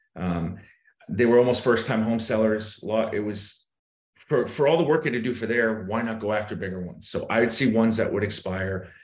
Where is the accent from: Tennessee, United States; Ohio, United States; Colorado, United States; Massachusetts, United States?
Massachusetts, United States; Boston; moved away as an adult; also born or lived in South Florida; I'm originally from Boston. Grew up there